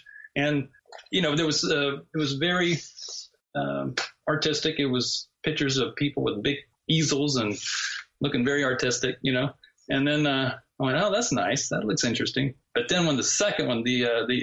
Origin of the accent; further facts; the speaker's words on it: the South, United States; moved away as an adult; also born or lived in Los Angeles, California; I grew up in the South, and that's the Bible Belt